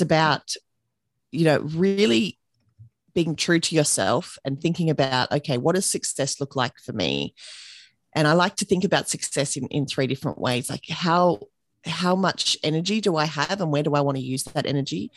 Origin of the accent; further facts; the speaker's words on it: Australia; accent: Australian; I'm here in Australia, and you can probably tell that from my accent already